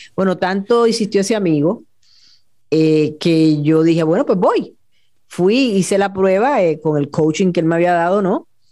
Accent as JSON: {"language": "Spanish", "town": "Añasco", "country": "Puerto Rico", "tie": "born or raised there", "also_born_or_lived": "Mayagüez / San Juan", "said": "yo nací en Mayagüez, pero siempre tengo que aclarar que soy de Añasco"}